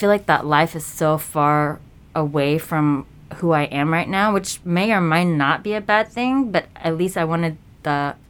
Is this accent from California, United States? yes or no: no; Danville, Virginia, United States; moved away; Virginia. Danville, Virginia.